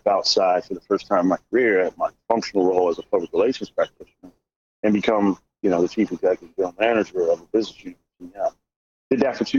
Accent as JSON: {"language": "English", "town": "Philadelphia", "region": "Pennsylvania", "country": "United States", "also_born_or_lived": "Denver, Colorado / Aurora, Colorado", "said": "I'm from originally from Philadelphia, but we moved out to Denver and Aurora, Colorado for about 6 years as a kid"}